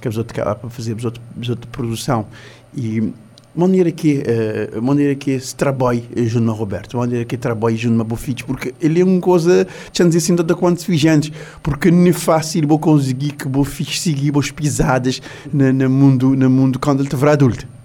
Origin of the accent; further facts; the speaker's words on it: Cape Verde; nós, como cabo-verdiano